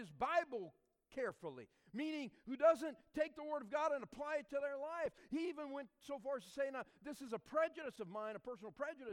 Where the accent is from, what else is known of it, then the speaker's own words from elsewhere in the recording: South Louisiana, United States; growing up in South Louisiana